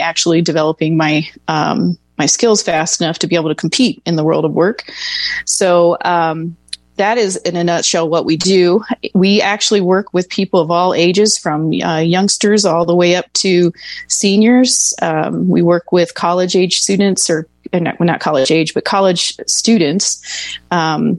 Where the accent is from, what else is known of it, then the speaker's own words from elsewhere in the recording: Dayton, Ohio, United States; now in Arizona, United States; I was born and raised in Dayton, Ohio